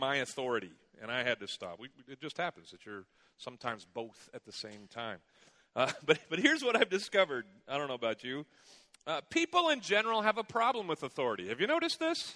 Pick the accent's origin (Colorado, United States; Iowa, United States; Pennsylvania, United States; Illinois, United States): Illinois, United States; Chicago; moved away; I was from there, went to school there